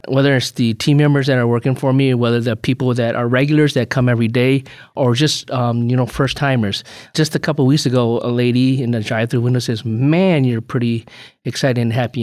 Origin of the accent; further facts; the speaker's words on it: Chicago, Illinois, United States; moved away as an adult; also born or lived in Urbana-Champaign, Illinois; now in West Bend, United States; I, I grew up in Chicago, went downstate for school and then moved back to Chicago to work